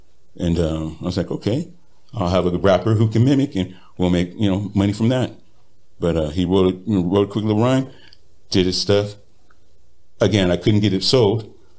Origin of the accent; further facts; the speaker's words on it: Riverside, California, United States; Riverside, California.